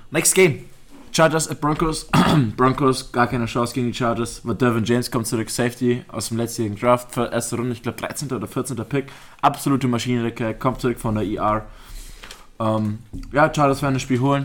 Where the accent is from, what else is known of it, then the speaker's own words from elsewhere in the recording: Augsburg, Bavaria, Germany; Wir sind ja Augsburger Gebürtige